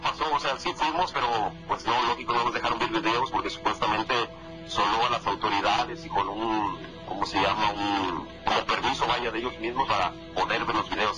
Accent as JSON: {"language": "Spanish", "country": "Mexico", "moved": "as an adult", "said": "Desde que yo salí de México hace tal vez 16 años que me vine para acá"}